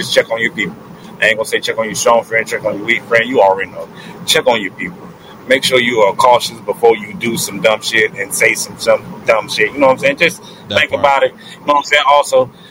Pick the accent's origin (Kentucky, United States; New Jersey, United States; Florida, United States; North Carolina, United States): Florida, United States; Orlando; all my hometown people, y'all know I stay repping. You feel me? Orlando versus the world